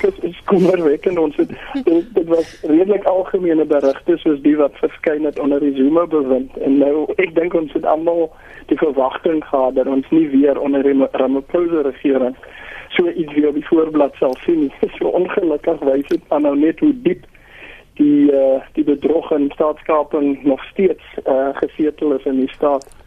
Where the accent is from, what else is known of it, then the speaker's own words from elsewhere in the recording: South Africa; ons as Suid-Afrikaners